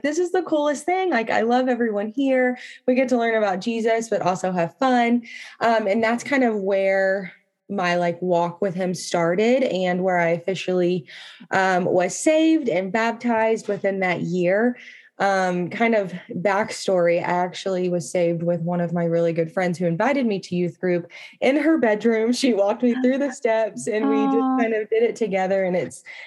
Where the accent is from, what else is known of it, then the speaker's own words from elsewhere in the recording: Texas, United States; now in Colorado, United States; I was born and raised in Texas